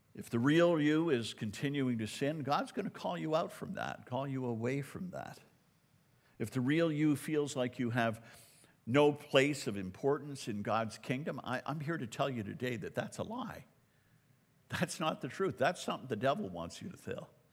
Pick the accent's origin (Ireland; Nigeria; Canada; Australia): Canada; I'm a Canadian